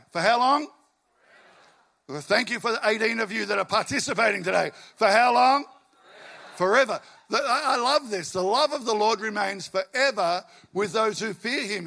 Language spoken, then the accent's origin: English; Albury, New South Wales, Australia; also born or lived in western suburbs of Melbourne; now in Melbourne, Australia; I grew up in Albury, country boy